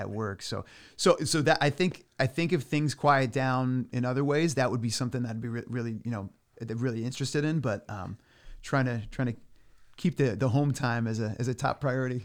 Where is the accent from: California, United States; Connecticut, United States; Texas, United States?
Connecticut, United States; Clinton; now in Chester, United States; I grew up in Clinton, but I'm living in Chester now